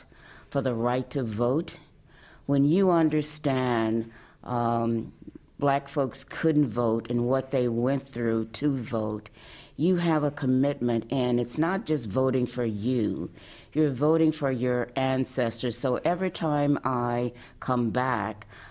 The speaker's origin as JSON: {"language": "English", "town": "St. Louis", "region": "Missouri", "country": "United States", "moved": "yes", "lives_now": "Madison, United States", "said": "I was from St. Louis"}